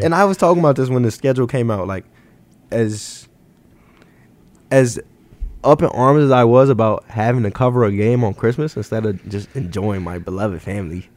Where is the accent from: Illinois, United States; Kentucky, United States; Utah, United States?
Illinois, United States; Chicago; I'm I'm from Chicago.